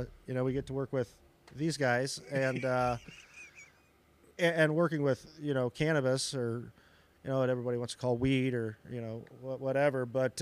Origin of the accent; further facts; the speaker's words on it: Western Pennsylvania, United States; moved away as an adult; now in Carbondale, United States; where I grew up in Western Pennsylvania